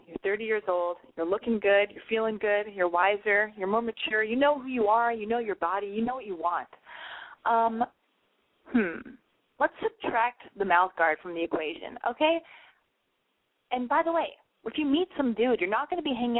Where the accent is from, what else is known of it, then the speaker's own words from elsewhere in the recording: United States; now in Los Angeles, United States; I'm an American girl living in Los Angeles